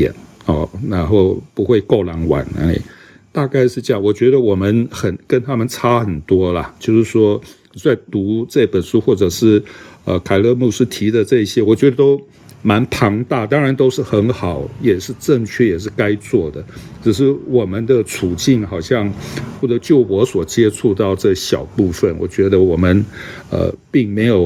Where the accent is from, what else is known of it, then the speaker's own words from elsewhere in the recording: Taiwan; 可能我们在台湾教会长大哈，这长时长时间住在这个环境里面